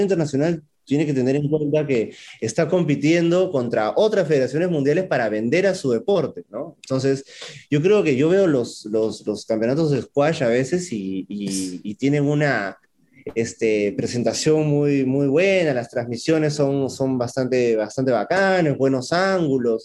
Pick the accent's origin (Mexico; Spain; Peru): Peru; Huancavelica; soy atleta de Huancabelica